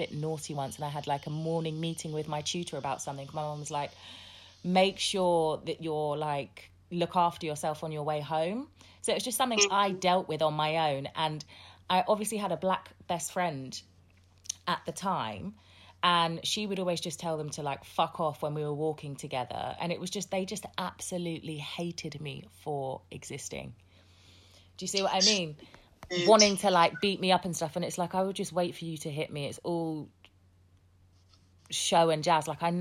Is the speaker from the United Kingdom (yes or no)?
yes; Hertfordshire, East of England, United Kingdom; also born or lived in Southeast London / Sierra Leone; I grew up in Hertfordshire